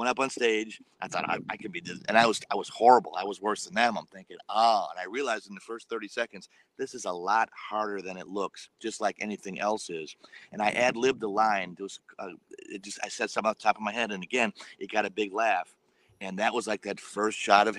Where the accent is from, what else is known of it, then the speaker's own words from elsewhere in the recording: Milwaukee, Wisconsin, United States; I grew up in Milwaukee, Wisconsin